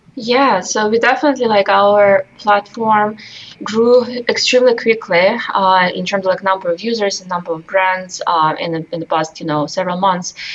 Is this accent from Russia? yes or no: yes; Russia; moved away as an adult; now in United States; I came to this country from Russia when I was just 18 years old